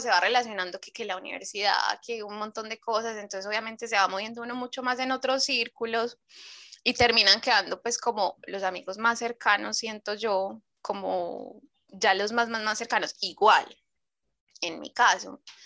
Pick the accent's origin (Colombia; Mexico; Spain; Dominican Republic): Colombia; Medellín, Antioquia; now in Chile; yo vengo de la ciudad de la eterna primavera